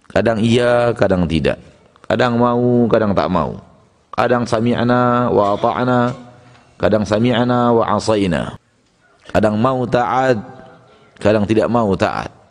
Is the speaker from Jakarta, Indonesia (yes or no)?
no; West Sumatra, Indonesia; Ada dalam istilah kita orang Minang sekare ula sekare balui.